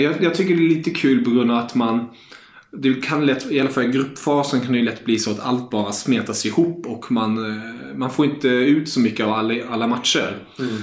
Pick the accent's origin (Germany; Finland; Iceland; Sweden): Germany; jag som tysk